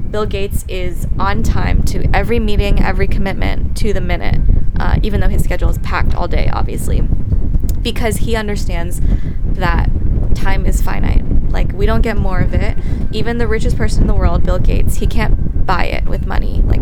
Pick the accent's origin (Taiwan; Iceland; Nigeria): Taiwan; so I'm from Taiwan, which is just a tiny little island off of uh, the coast of China